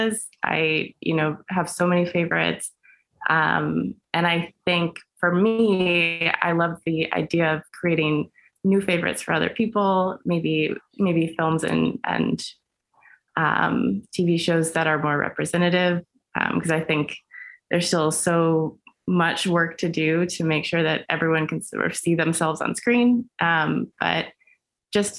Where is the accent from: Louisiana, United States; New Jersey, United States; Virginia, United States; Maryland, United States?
Virginia, United States; Herndon; moved away as an adult; also born or lived in New York; now in Los Angeles, United States; I'm from Herndon, Virginia. Which is just outside of Washington, D.C.